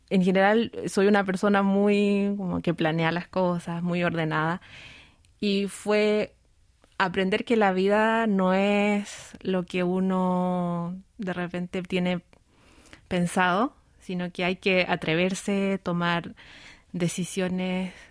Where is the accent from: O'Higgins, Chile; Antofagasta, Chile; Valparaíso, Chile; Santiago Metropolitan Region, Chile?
Santiago Metropolitan Region, Chile; Santiago; now in South Korea; yo en general les cuento que, que, claro, yo soy de Santiago. En general la gente piensa que todo Latinoamérica tiene un clima muy caluroso y, entonces yo les cuento, no, en, Santiago también hay cuatro estaciones, al igual que en Corea.